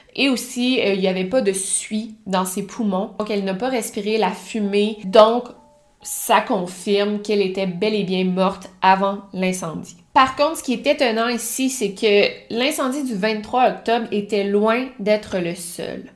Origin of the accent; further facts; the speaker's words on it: Quebec City, Quebec, Canada; je viens de la ville de Québec